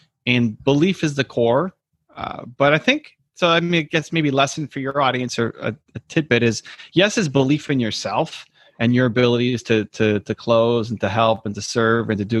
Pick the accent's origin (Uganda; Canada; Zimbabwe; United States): Canada; Toronto, Ontario; I'm from Toronto, Canada, and in 92-93, the Blue Jays, my hometown team, won the World Series of baseball